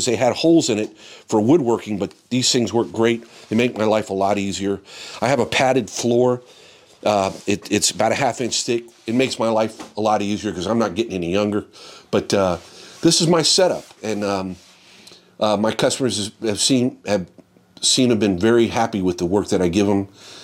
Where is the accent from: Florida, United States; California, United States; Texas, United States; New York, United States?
Florida, United States; I grew up in Florida